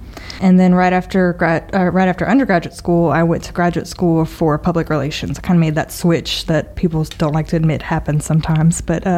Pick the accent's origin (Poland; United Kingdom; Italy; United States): United States; Lafayette; born or raised there